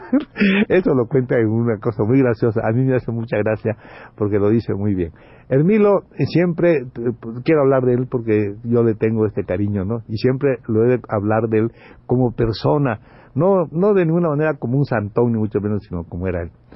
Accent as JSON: {"language": "Spanish", "region": "Campeche", "country": "Mexico", "tie": "born or raised there", "said": "como dicen en mi pueblo, que son malísimos, en Campeche"}